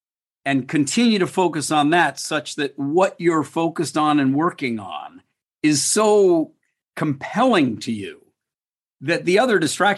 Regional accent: United States; moved away as an adult; now in Singapore; When I came to Singapore from the United States 31 years ago to work on a project

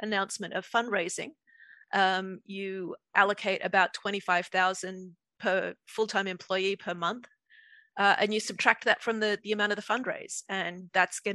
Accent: Australia; moved away as an adult; also born or lived in Dublin, Ireland; I grew up in Australia.

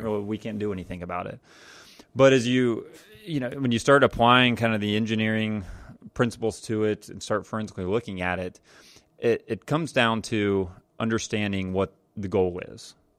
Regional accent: Jacksonville, Florida, United States; growing up in Jacksonville, Florida

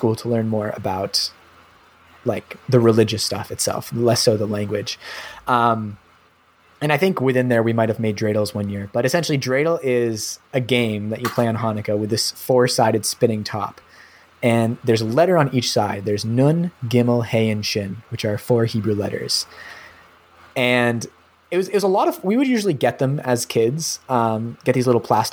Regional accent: New Hampshire, United States; also born or lived in Montreal / Toronto; now in Canada; New Hampshire, where I grew up

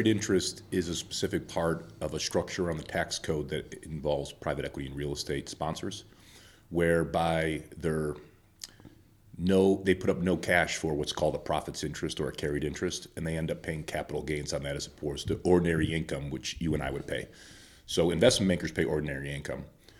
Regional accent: Chicago, Illinois, United States; Well, I would say I'm from Chicago originally, but I've lived all over the country

